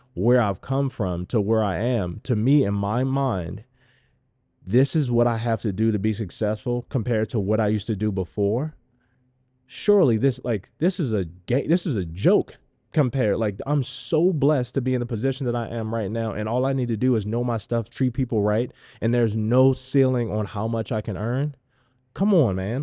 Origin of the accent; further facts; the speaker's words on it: Baltimore, Maryland, United States; I grew up in Baltimore